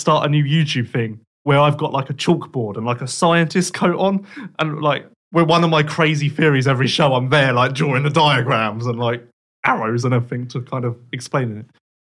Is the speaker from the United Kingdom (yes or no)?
yes; United Kingdom; We being Team GB, I guess I can say that because I'm British.